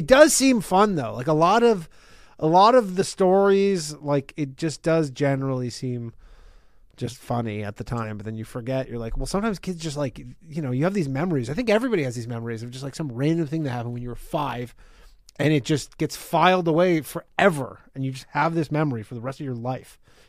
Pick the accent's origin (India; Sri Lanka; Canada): Canada; now in United States; I learned about that in high school, I'm pretty sure. In Canada